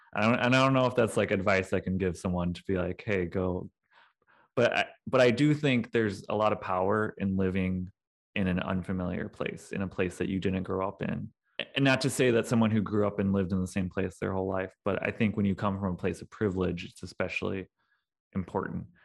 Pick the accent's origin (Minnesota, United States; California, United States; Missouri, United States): Missouri, United States; St. Louis; moved away as an adult; also born or lived in Kentucky; now in Detroit, United States; I am originally from the Saint Louis, Missouri area. I grew up in the South County suburbs